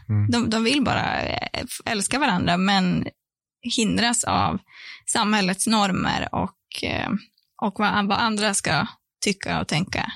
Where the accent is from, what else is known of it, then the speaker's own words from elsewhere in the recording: Sorsele, Västerbotten County, Sweden; moved away; jag är från eh, Sorsele, så det är det är du är från Norrbotten och jag är från Västerbotten